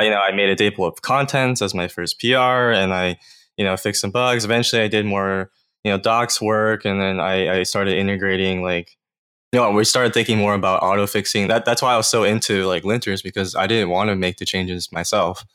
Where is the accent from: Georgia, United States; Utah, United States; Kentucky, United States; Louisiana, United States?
Georgia, United States; Atlanta; I'm actually originally from Georgia, like Atlanta area